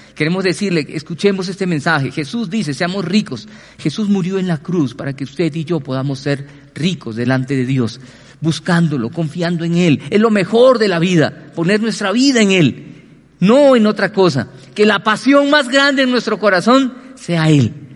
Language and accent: Spanish; Colombia; como colombianos